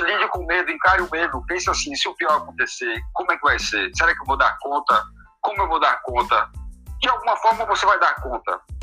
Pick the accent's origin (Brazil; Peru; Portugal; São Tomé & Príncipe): Portugal; moved away; eu que sou português, tenho família em Portugal